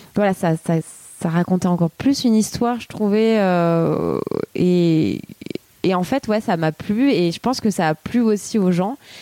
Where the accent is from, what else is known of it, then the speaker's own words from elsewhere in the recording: Fontvieille, Provence-Alpes-Côte d'Azur, France; moved away as an adult; also born or lived in Arles / Paris; now in Marseille, France; Je suis née à, à Arles, Euh, donc dans le treize, euh, et j'ai grandi donc à côté de Arles, euh, Fontvieille